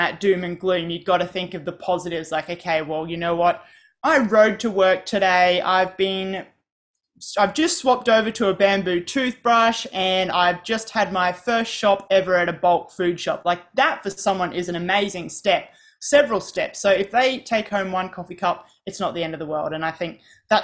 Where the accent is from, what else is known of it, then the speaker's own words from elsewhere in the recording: Australia; I'm from Australia